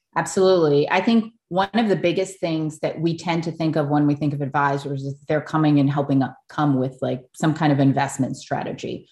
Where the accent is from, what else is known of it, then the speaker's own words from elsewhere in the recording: Oahu, Hawaii, United States; I grew up on Oahu, as, as you know, in a multicultural, multiracial family